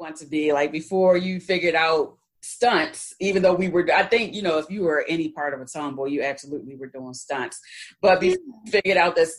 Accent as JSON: {"language": "English", "town": "Baltimore", "region": "Maryland", "country": "United States", "moved": "as an adult", "lives_now": "Georgia, United States", "said": "I'm from Baltimore, Maryland."}